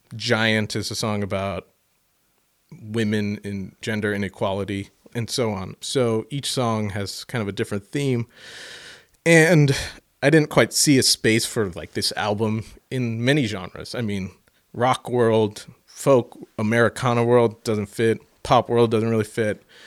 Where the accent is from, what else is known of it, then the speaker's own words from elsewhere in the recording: St. Louis, Missouri, United States; I'm from fucking Saint Louis, Missouri